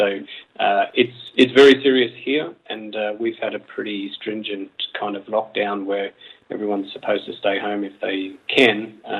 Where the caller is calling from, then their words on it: Mannheim, Baden-Württemberg, Germany; I'm calling from Mannheim in Germany.